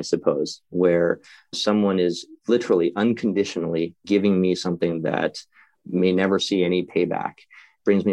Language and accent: English; Midwest, United States; moved away; where I grew up in the Midwest